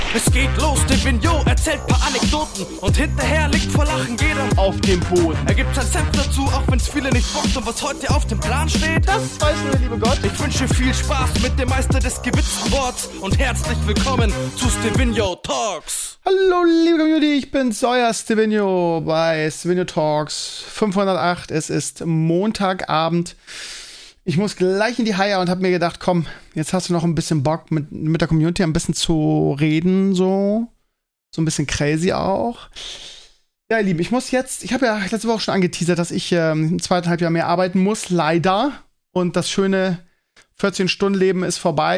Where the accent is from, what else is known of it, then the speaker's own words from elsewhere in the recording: Bremen, Germany; als ich ganz klein war, bin ich ja in Bremen-Walle groß geworden